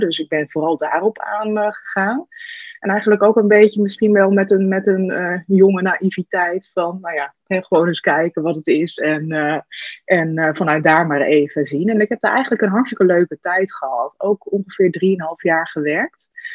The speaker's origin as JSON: {"language": "Dutch", "town": "Hasselt", "region": "Overijssel", "country": "Netherlands", "tie": "born or raised there", "also_born_or_lived": "the middle of the Netherlands", "moved": "as an adult", "said": "ik ben, eh, opgegroeid in de buurt van Zwolle, in een, eh, klein dorpje Hasselt"}